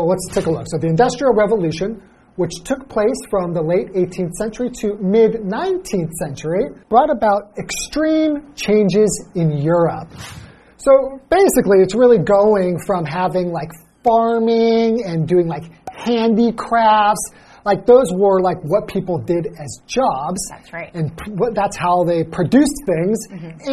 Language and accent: English; Los Angeles, California, United States; I grew up in Los Angeles